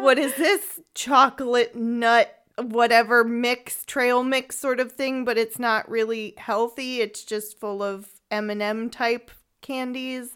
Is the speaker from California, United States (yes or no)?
yes; San Francisco, California, United States; moved away as an adult; also born or lived in Freiburg im Breisgau, Germany; now in Freiburg, Germany; I am from San Francisco, California